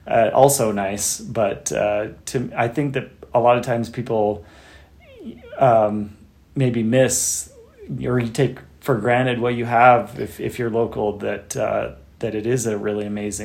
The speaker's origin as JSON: {"language": "English", "region": "Utah", "country": "United States", "also_born_or_lived": "Texas", "moved": "yes", "lives_now": "Butte, United States", "said": "I'm originally from Utah and I'd never been to Butte."}